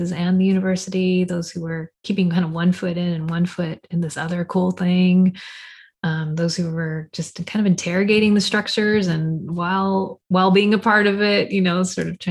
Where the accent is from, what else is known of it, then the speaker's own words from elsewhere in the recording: Fresno, California, United States; I'm a poet from Fresno